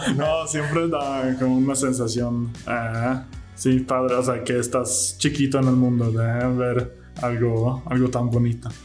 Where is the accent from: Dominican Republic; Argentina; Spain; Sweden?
Sweden; High Coast, Västernorrland County; Spanish is a second language; moved away as an adult; now in Mexico; ahí era donde yo nací